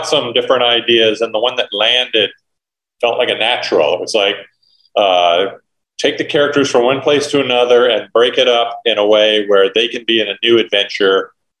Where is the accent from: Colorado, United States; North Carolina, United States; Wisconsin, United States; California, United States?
California, United States; San Francisco; also born or lived in Ohio; when I was a little boy, when I was 8 years old, we moved from Ohio to San Francisco.